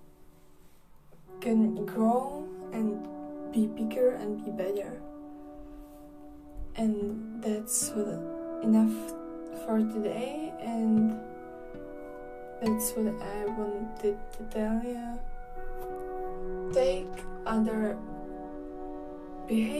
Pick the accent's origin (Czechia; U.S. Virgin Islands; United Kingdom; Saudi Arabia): Czechia; I am from the Czech Republic